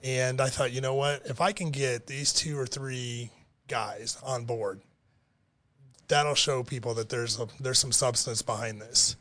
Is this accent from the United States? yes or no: yes; Detroit, Michigan, United States; moved away as an adult; also born or lived in Monroe, Michigan / Rochester, Michigan / Troy, Michigan / Auburn Hills, Michigan; now in Florida, United States; when I grew up in Detroit